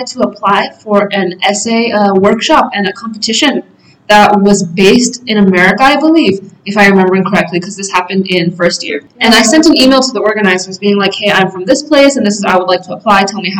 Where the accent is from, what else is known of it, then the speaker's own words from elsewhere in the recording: North Macedonia; I said, oh, I'm from Macedonia.